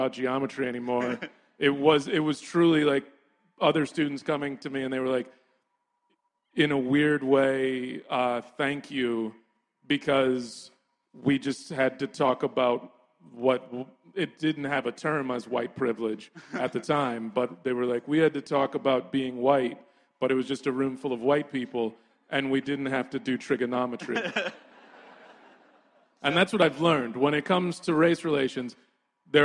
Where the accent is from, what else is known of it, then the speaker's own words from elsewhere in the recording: Texas, United States; also born or lived in New York; now in Brooklyn, United States; When I was a kid growing up in Texas